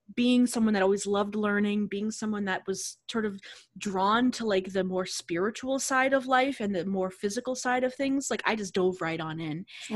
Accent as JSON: {"language": "English", "town": "Boston", "region": "Massachusetts", "country": "United States", "said": "I'm from the Boston area"}